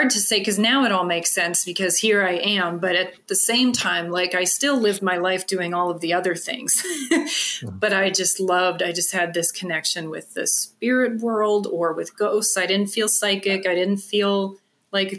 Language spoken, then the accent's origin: English; Bel Air, Maryland, United States; moved away; I grew up in Bel Air, Maryland